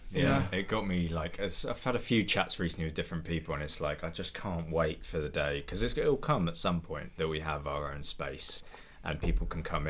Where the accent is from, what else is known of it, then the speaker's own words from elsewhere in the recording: Farncombe, South East England, United Kingdom; where I grew up in Farncombe